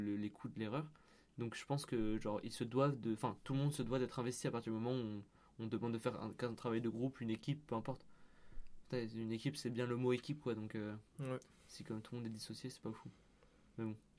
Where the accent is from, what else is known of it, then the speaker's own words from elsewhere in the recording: Lyon, Auvergne-Rhône-Alpes, France; moved away; moi, je viens de Lyon